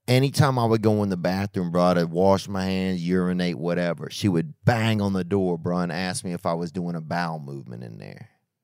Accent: Louisiana, United States; And I grew up in Louisiana

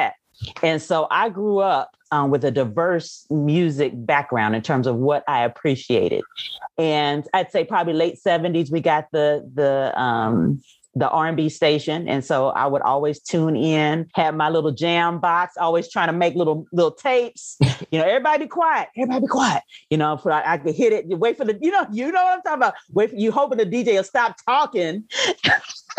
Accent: Oklahoma City, Oklahoma, United States; now in Texas, United States; I am originally from Oklahoma City, born and raised.

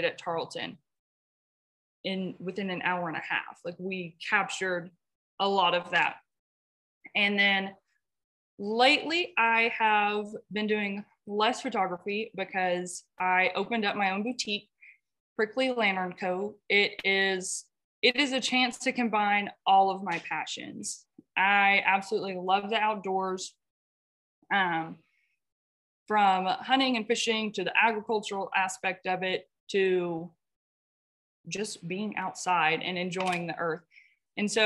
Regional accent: Peaster, Texas, United States; moved away as an adult; now in Robert Lee, United States; I am originally from Peaster, Texas, which I thought was small until I moved to Robert Lee, Texas

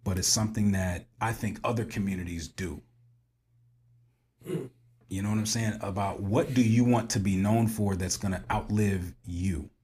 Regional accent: Springfield, Illinois, United States; we all share that common bond growing up in Springfield, Illinois, right? Because we grew up in a village

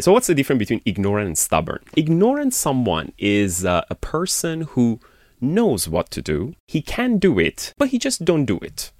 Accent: Iran; moved away as an adult; I born and raised in Iran and I've been outside of the country since I was, like, around twenty years old

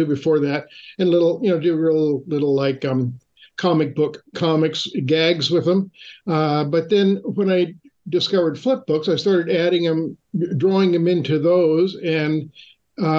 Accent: Fullerton, California, United States; I grew up in Orange County in Fullerton, which is about 6 miles from Disneyland

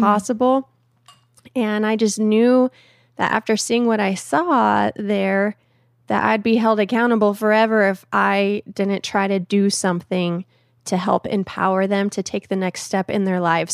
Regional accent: Phoenix, Arizona, United States; in a little suburb of Phoenix called Awatukee

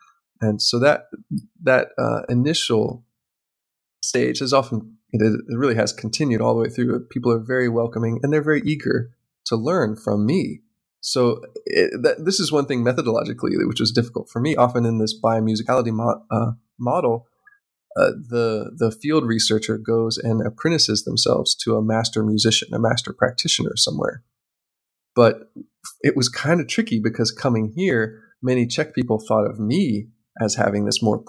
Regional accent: United States; because I'm an American

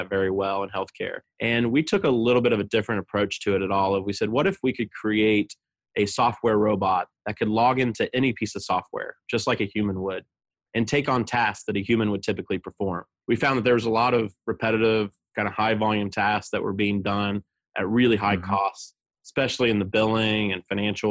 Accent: southeastern Ohio, United States; moved away as an adult; also born or lived in Baltimore, Maryland; my hometown, which is, again, a small rural town in southeastern Ohio

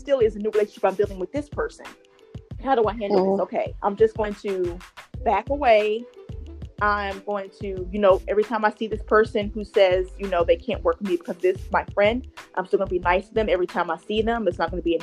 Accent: Georgia, United States; also born or lived in Ohio; I moved from Ohio back home to Georgia a couple of years ago

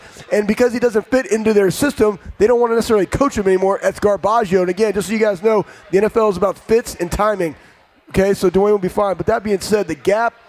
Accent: Texas, United States; moved away as an adult; now in Ohio, United States; I'm from Texas

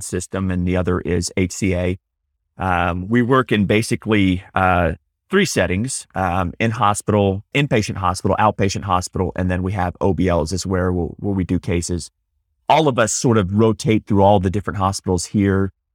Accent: Houston, Texas, United States; also born or lived in Dallas; now in Austin, United States; I grew up in Texas, grew up in, in Houston

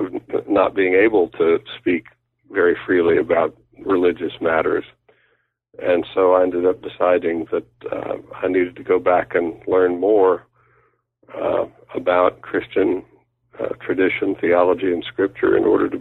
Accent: Oklahoma, United States; moved away as an adult; I grew up in Oklahoma

